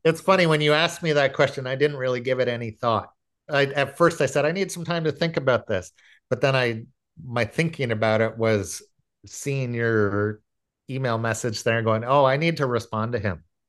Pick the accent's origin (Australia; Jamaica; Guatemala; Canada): Canada; Aurora, Ontario; I grew up in Aurora